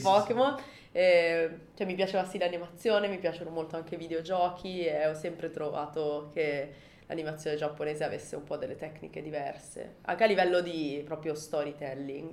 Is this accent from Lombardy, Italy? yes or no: yes; Milan, Lombardy, Italy; moved away as an adult; now in Japan; Io sono di Milano